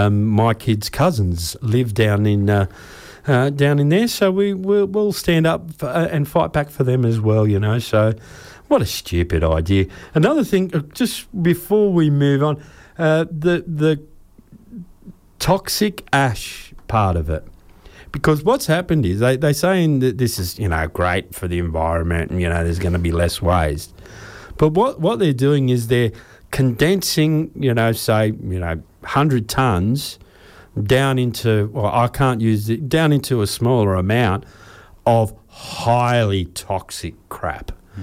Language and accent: English; Sydney, New South Wales, Australia; moved away; So that's my experience as an expert growing up in Sydney.